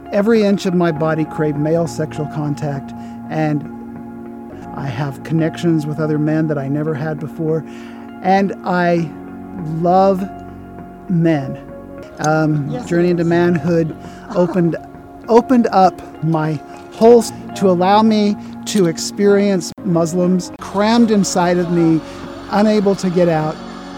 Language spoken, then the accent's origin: English; Bakersfield, California, United States; Hi, I'm …, and I'm from Bakersfield, California